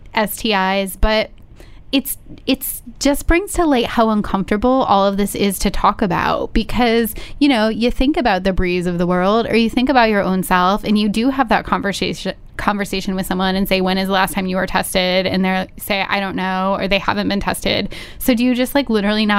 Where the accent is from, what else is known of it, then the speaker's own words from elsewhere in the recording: Ohio, United States; my own shitty like sex education growing up in Ohio